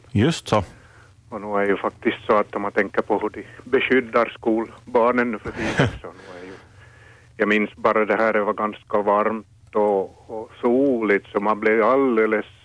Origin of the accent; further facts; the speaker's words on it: Finland; Och så kom det inte via Kortseby, min hemby.